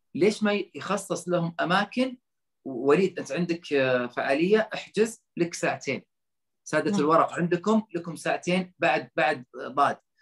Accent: Saudi Arabia; انا كسعودي

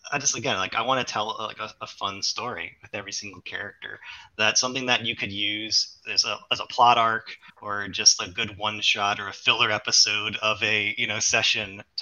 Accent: New Orleans, Louisiana, United States; So I'm originally from New Orleans. You can't tell because I don't have the accent. Uh, but I live in Louisiana, elsewhere, a couple hours away.

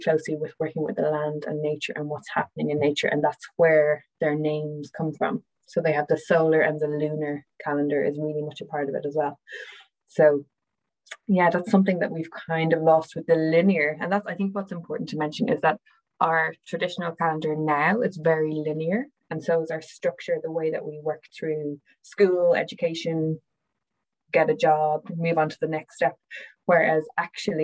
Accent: Ireland; I'm from Ireland

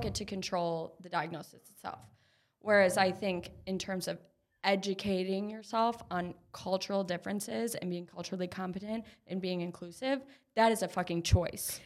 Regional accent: Minneapolis, Minnesota, United States; I grew up in Minneapolis.

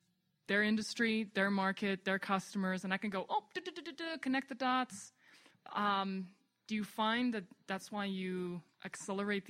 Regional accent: South Africa; moved away; I was born and raised in South Africa

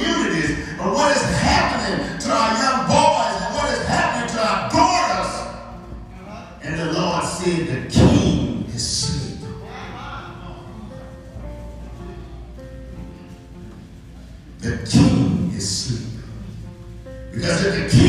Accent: Texas, United States; I am from Texas

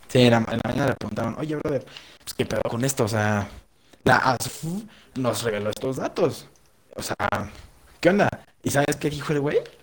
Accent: Mexico

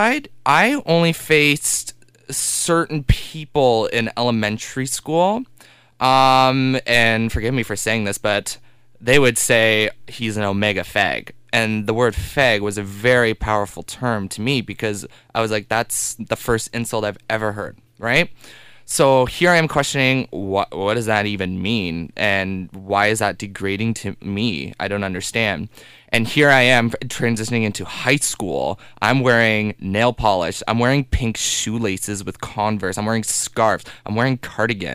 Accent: Carleton Place, Ontario, Canada; now in Ottawa, Canada; we grew up in Carleton Place

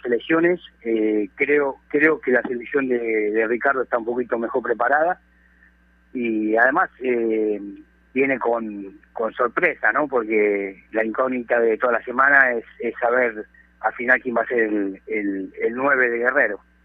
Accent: Peru; hablo como peruano

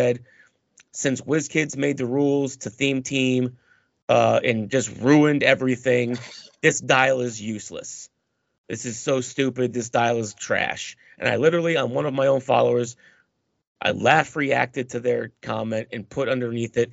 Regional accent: New England, United States; I'm from New England.

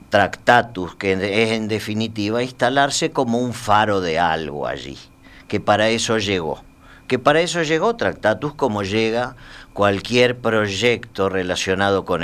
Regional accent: Argentina; also born or lived in Spain / Uruguay; Yo soy más que argentino, soy argentino, español y uruguayo, porque he

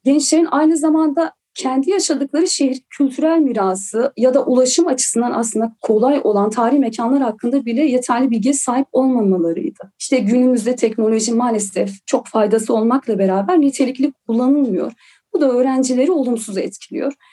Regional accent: Silvan, Diyarbakır Province, Turkey; Diyarbakır'ın Silvan ilçesinde doğdum

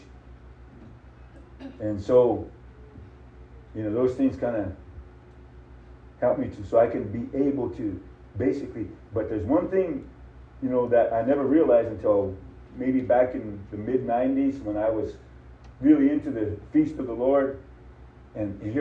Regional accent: United States; I'm an American, but I said, I'm a Native American

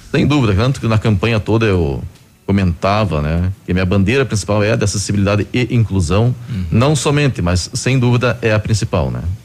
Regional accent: Curitiba, Paraná, Brazil; moved away as an adult; now in Pato Branco, Brazil; Sou natural de Curitiba e fazem 11 anos que estou morando aqui em Pato Branco.

